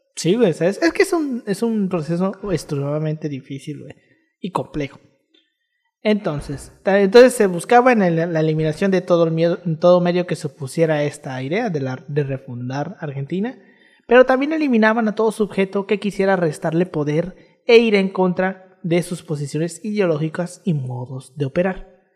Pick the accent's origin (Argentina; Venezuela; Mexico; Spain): Mexico; nosotros nos quejamos de la desigualdad aquí en México